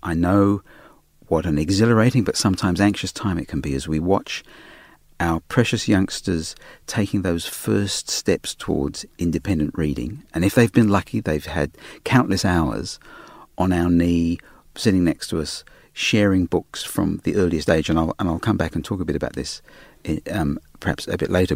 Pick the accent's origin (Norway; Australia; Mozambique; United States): Australia; accent: Australian; my Australian accent